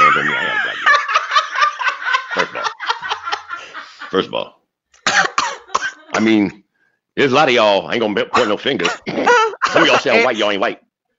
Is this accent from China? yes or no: yes; South China, China; accent: Chinese; But okay. To be fair, I am from South China.